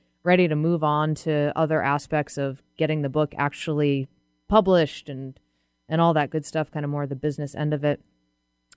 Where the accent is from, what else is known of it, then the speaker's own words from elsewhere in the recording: New England, United States; now in Seattle, United States; I grew up in New England.